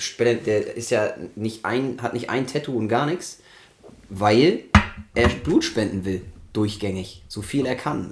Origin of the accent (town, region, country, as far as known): Germany